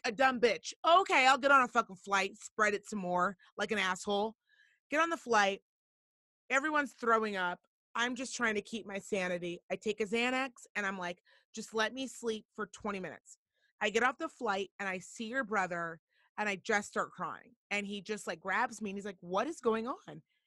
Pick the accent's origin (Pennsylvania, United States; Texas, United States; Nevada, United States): Nevada, United States; Reno; I'm from Reno, Nevada